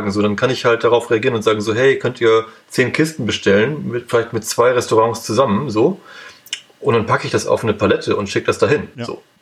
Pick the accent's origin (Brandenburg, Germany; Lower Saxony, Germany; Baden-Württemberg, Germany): Lower Saxony, Germany; Also ich habe irgendwie, ich bin in, Osnab in der Nähe von Osnabrück zur Schule gegangen.